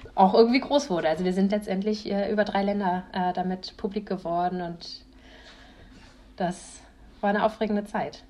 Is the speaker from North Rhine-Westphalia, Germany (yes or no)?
no; a village in Schleswig-Holstein, Germany; Ich komme aus einem Dorf aus Schleswig-Holstein.